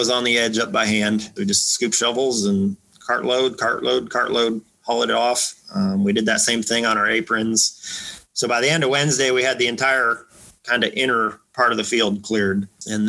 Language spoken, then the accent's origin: English; Iowa, United States; moved away as an adult; also born or lived in Blacksburg, Virginia; now in Texas, United States; I was born and raised in Iowa, grew up a farm boy